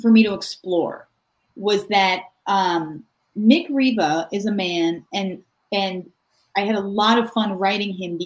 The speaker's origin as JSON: {"language": "English", "town": "Acton", "region": "Massachusetts", "country": "United States", "moved": "as an adult", "lives_now": "California, United States", "said": "I am from Acton, Massachusetts."}